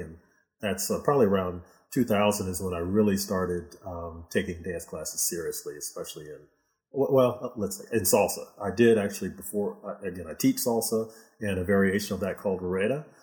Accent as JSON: {"language": "English", "town": "Houston", "region": "Texas", "country": "United States", "tie": "born or raised there", "also_born_or_lived": "Michigan", "said": "mostly in Houston. Uh, yeah, I was born in, in Michigan, but uh, since I was six years old, I've been in Houston"}